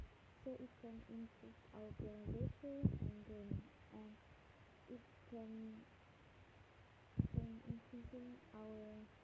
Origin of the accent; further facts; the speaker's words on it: Singapore; English is a second language; We come from Singapore, but we are English.